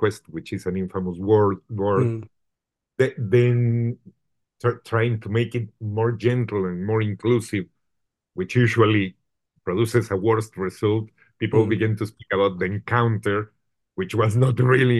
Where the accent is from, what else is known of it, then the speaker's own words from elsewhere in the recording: Mexico City, Mexico; English is a second language; moved away as an adult; also born or lived in Guadalajara, Mexico; I was a Mexico City kid, and I was not born in Mexico City. I was born in Guadalajara